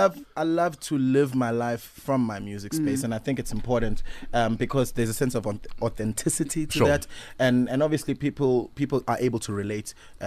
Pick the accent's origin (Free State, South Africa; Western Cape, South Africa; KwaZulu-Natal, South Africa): KwaZulu-Natal, South Africa; Durban; Born and raised in Umlazi, Durban.